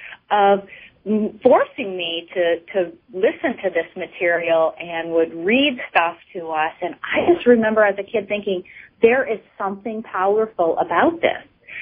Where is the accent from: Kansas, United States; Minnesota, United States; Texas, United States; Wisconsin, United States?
Minnesota, United States; Minneapolis; now in Maine, United States; I grew up in the inner city of Minneapolis